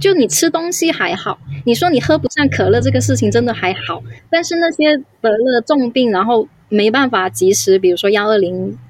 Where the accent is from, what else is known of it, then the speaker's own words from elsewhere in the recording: Guangdong, China; 我我一直对上海都还好，作为一个广东人，对，所以我还好